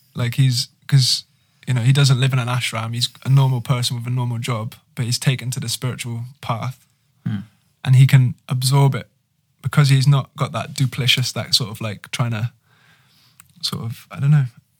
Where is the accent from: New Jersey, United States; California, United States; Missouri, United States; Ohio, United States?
California, United States; Petaluma; I'm from Petaluma